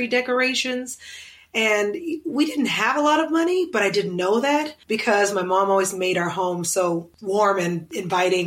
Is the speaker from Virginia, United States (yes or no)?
no; Oklahoma City, Oklahoma, United States; now in Los Angeles, United States; I grew up in Oklahoma City, right next to the capital of the city.